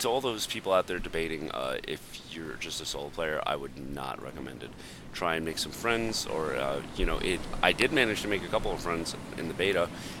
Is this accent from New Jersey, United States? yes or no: no; Montana, United States; Yeah, absolutely, to Montana.